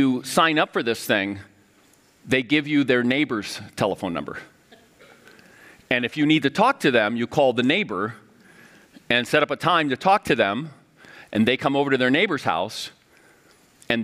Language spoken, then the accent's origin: English; Miami, Florida, United States; moved away as an adult; now in St. Paul, United States; my hometown of Miami